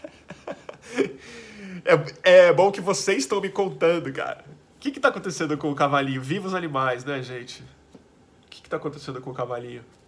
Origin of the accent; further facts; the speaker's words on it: Brazil; a gente é brasileiro